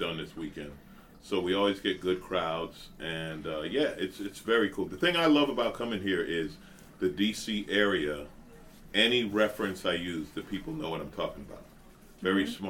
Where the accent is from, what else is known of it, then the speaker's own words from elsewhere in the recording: New York, United States; now in Los Angeles, United States; I grew up in New York